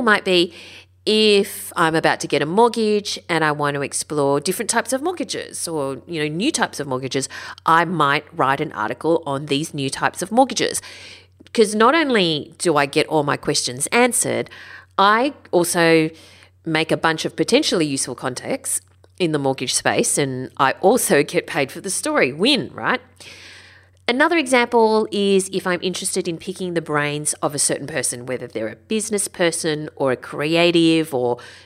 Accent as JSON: {"language": "English", "town": "Sydney", "region": "New South Wales", "country": "Australia", "tie": "born or raised there", "also_born_or_lived": "Northern Beaches, Sydney", "said": "I grew up in the Sutherland Shire."}